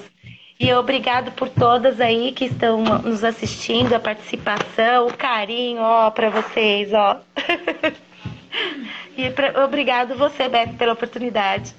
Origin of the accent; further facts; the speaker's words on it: São Paulo, Brazil; Eu sou de São Paulo